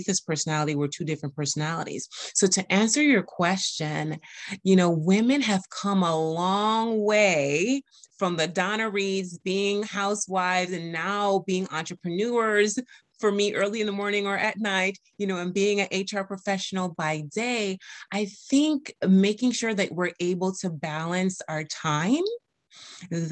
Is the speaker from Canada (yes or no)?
no; U.S. Virgin Islands; I'm from the Caribbean American, from the U.S. Virgin Islands. And I do have an accent sometimes